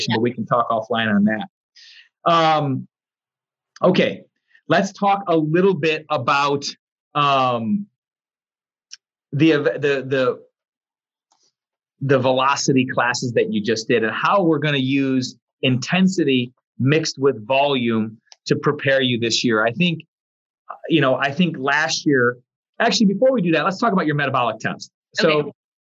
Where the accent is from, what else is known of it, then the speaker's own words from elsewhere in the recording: Kenosha, Wisconsin, United States; I am from Kenosha, Wisconsin.